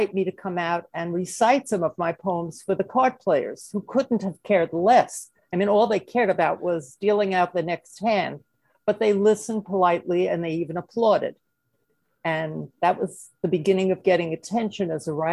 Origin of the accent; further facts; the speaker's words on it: New York City, New York, United States; accent: Brooklyn; moved away as an adult; also born or lived in Bensonhurst, Brooklyn / Flatbush, Brooklyn; now in Manhattan, United States; It was a storefront factory in Brooklyn, where I grew up. You may have noticed from my accent